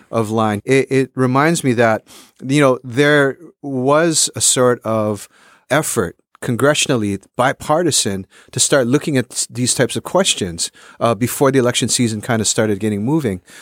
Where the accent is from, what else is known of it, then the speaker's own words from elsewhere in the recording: Honolulu, Hawaii, United States; moved away; also born or lived in California; I grew up in Honolulu, Hawaii.